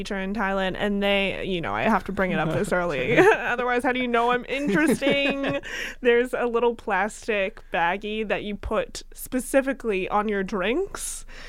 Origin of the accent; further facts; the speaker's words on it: Westchester, New York, United States; I grew up in Westchester, New York.